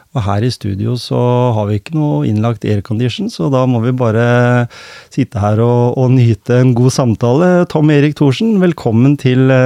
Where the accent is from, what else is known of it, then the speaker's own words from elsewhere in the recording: Skien, Telemark, Norway; Jeg har vokst opp i, i Skien.